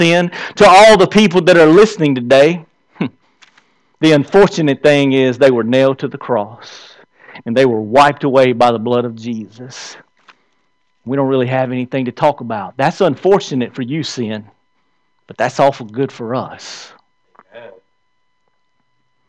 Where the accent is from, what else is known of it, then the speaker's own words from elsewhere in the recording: the South, United States; I'm from the South. Around here, we say, hey.